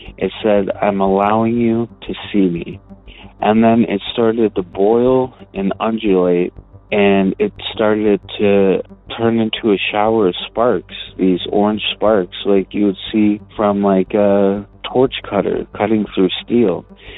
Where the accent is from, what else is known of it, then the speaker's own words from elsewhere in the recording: Detroit, Michigan, United States; I'm from Detroit, but the story that I'm about to tell you actually took place in Ferndale, Michigan.